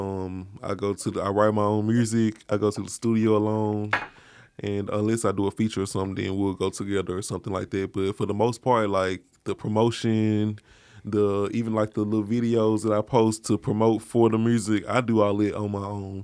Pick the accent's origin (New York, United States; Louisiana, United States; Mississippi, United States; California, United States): Mississippi, United States; moved away as an adult; now in Memphis, United States; I'm from Mississippi originally. I've been in Memphis about two years.